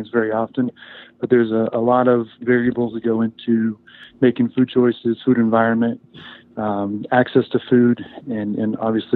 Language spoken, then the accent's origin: English; Chico, California, United States; moved away as an adult; also born or lived in Ithaca, New York; now in Las Vegas, United States; I grew up in Chico, was a lifelong wrestler